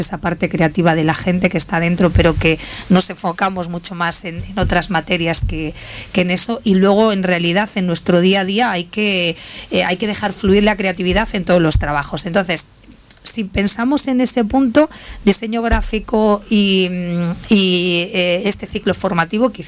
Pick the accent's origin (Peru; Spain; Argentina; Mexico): Spain; Loja, Andalusia; De Loja.